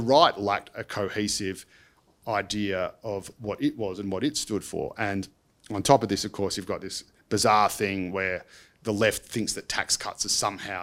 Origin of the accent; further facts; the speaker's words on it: Dandenong, Victoria, Australia; I grew up in Dandenong